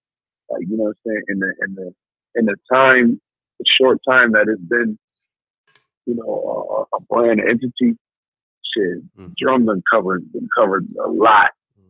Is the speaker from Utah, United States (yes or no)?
no; Rochester, New York, United States; So I'm like, I was from Rochester.